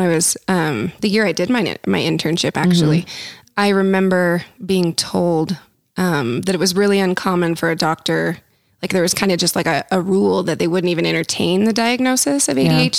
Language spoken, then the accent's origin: English; Provo, Utah, United States; I grew up in Provo.